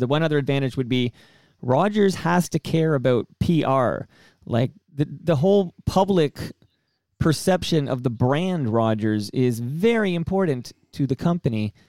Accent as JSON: {"language": "English", "country": "Canada", "said": "as a Canadian"}